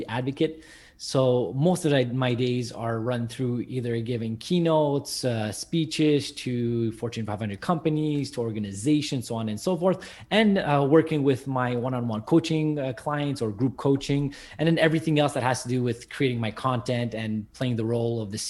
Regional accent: Montreal, Quebec, Canada; I'm from Montreal, Canada

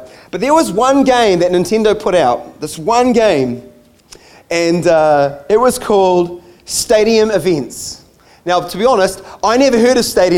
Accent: United States; moved away; I grew up in the States, and so baseball cards were a thing for me

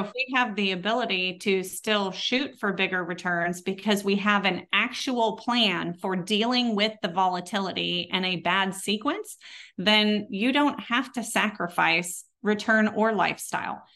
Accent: Texas, United States; accent: Texas; my Texas accent

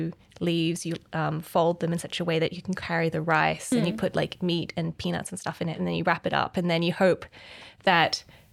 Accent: Hong Kong; I grew up in Hong Kong, so it was really cool to see that.

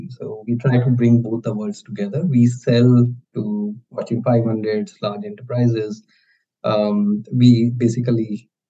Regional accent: India; I'm I'm born and brought up in India

